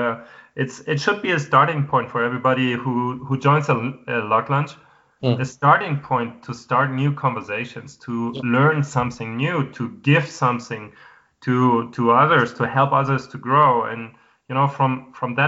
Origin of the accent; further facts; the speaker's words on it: Hamburg, Germany; now in Madrid, Spain; my hometown